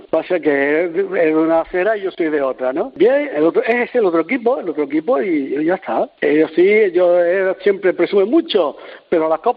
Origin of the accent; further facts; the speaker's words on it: Las Palmas, Canary Islands, Spain; No, porque yo soy de Las Palmas.